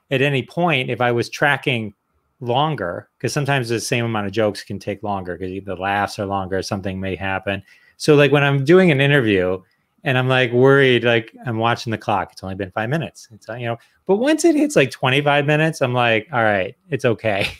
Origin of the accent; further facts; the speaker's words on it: Detroit, Michigan, United States; I'm from Detroit